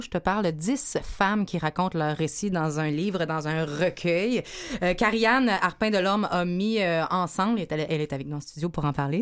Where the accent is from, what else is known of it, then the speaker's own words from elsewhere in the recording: Montreal, Quebec, Canada; chez nous à Montréal